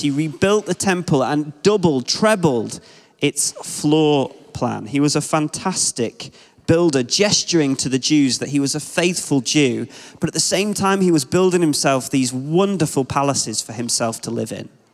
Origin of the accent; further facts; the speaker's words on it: Ashton-in-Makerfield, North West England, United Kingdom; I'm from Wigan in the Northwest, and I grew up in Ashton.